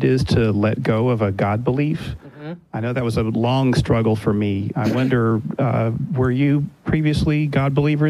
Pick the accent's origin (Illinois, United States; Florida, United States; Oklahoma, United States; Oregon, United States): Oregon, United States; Eugene; I'm from Eugene, Oregon.